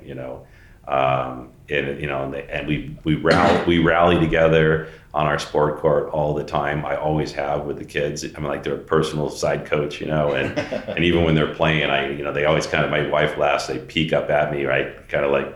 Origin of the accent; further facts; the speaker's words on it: Mission Viejo, California, United States; also born or lived in San Jose, California; I grew up in Mission Viejo, down in Orange County.